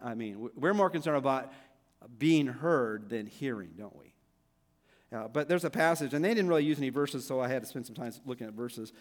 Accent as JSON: {"language": "English", "town": "Downey", "region": "California", "country": "United States", "tie": "born or raised there", "said": "he was my youth pastor when I was growing up in Downey"}